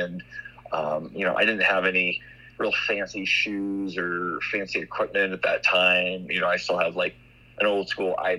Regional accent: Orlando, Florida, United States; also born or lived in Cocoa Beach, Florida; now in Montana, United States; I grew up in Florida, originally around like Orlando and Cocoa Beach area.

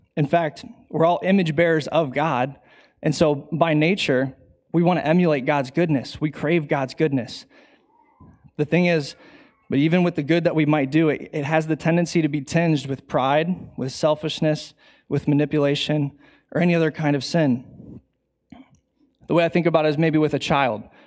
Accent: Bowling Green, United States; I grew up in Bowling Green

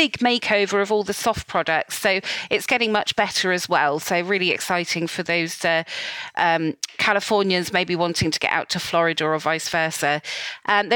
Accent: England, United Kingdom; I'm so English

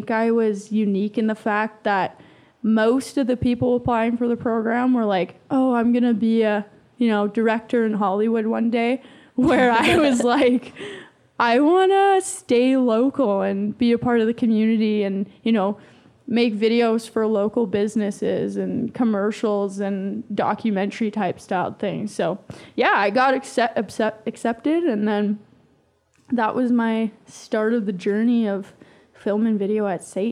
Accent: High River, Alberta, Canada; I'm from High River, so I worked at the radio station in High River

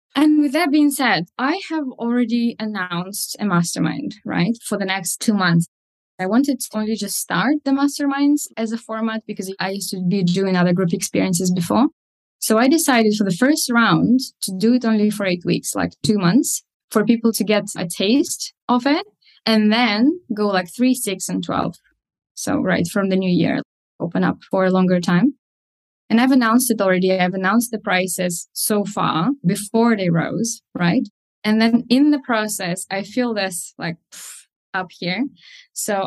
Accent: Moldova; first language Russian; English is a second language; now in United Kingdom; I currently live in the UK, but I'm from Eastern Europe, Moldova, and my mother tongue is Russian

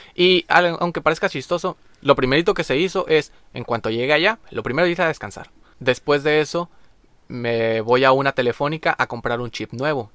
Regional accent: Maneadero, Baja California, Mexico; nosotros como mexicanos

